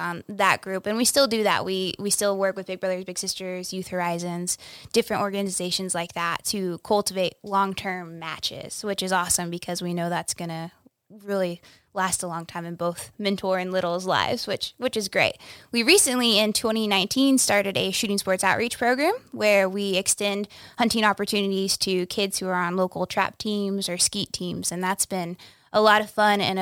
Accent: Dodge City, Kansas, United States; also born or lived in Wichita, Kansas; I grew up in Western Kansas, Southwest Kansas, in Dodge City, on a ranch, raising cattle

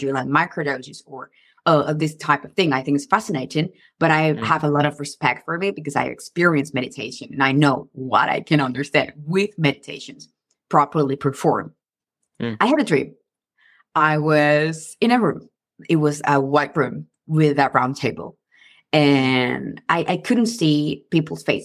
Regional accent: Venezuela; now in United States; I come from Venezuela

